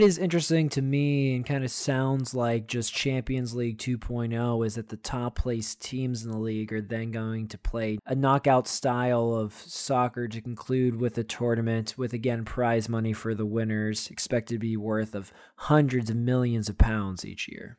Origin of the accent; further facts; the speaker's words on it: United States; as American fans